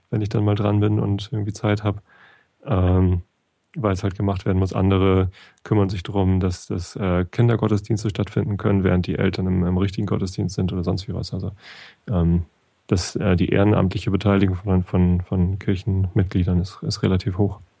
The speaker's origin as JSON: {"language": "German", "region": "Northern Germany", "country": "Germany", "also_born_or_lived": "Cologne", "said": "ich als Norddeutscher"}